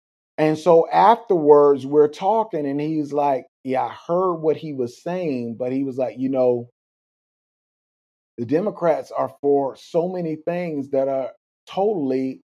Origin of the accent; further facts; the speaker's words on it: Florida, United States; again, growing up in South Florida, Cuba, Venezuela, they will tell you they don't have anywhere else to go